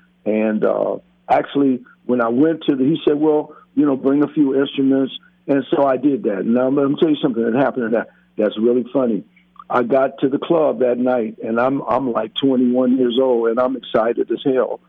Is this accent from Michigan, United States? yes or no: yes; Detroit, Michigan, United States; moved away; also born or lived in Louisiana; I was in Detroit. I was born and raised in Detroit and in Louisiana. But I went to school in Detroit.